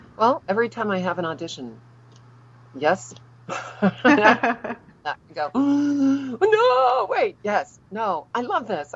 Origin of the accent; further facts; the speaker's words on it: New Orleans, Louisiana, United States; moved away as an adult; also born or lived in Los Angeles; now in Tampa, United States; I am originally from New Orleans